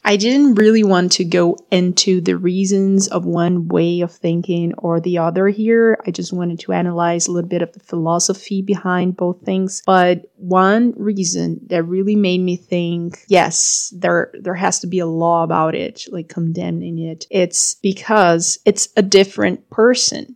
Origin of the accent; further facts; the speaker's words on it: Brazil; also born or lived in Europe; I'm from Brazil